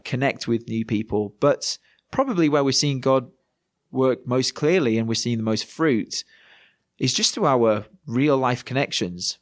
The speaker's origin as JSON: {"language": "English", "region": "Yorkshire and the Humber", "country": "United Kingdom", "moved": "as an adult", "lives_now": "Manchester, United Kingdom", "said": "as a Yorkshireman"}